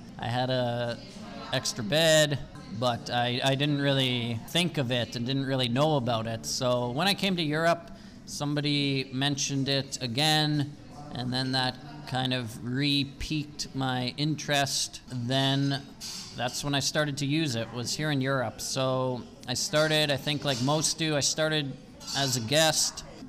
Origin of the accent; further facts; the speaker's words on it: north of Calgary, Alberta, Canada; moved away as an adult; also born or lived in Austria / Italy / Germany; now in Spain; I am from Canada, from the province of Alberta, and north of the city of Calgary. I have been living in Europe for more than 4 years now. I've been mostly living in Austria, Italy, Germany, and Spain.